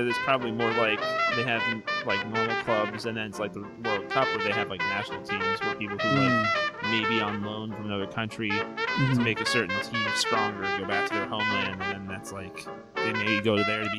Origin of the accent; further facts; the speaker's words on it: United States; being American